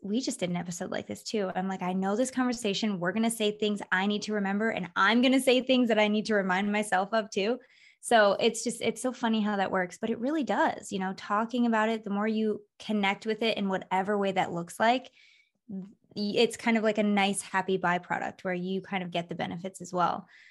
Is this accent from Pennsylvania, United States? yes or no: no; Michigan, United States; moved away as an adult; also born or lived in Florida / California; now in Las Vegas, United States; I was born in Florida, grew up in Michigan, moved to California when I was 20